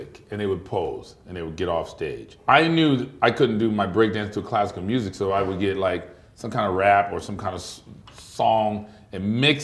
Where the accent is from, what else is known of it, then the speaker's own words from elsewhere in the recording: Compton, California, United States; I'm from Compton